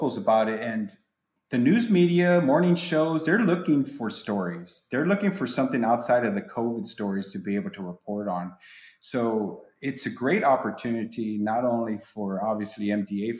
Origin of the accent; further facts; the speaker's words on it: San Antonio, Texas, United States; I'm from San Antonio. I've been in the department for 26 years